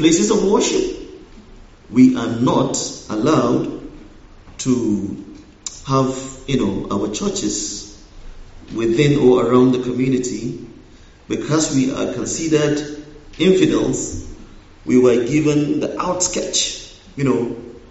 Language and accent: English; northwest Nigeria, Nigeria; moved away; I was born in Nigeria. I was also raised in Nigeria. But I grew up in the northern part of Nigeria, specifically the northwest